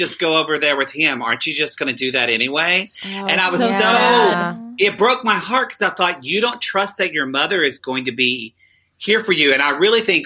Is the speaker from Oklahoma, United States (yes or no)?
yes; Oklahoma, United States; I'm from Oklahoma